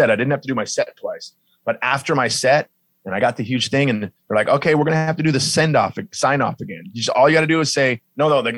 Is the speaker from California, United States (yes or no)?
yes; Long Beach, California, United States; I'm from Long Beach, California